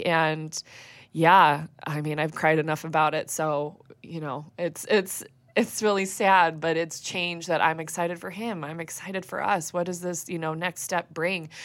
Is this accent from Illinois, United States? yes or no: yes; West Chicago, Illinois, United States; I grew up in the Christian Reformed Church, and I went to a, a church out in West Chicago.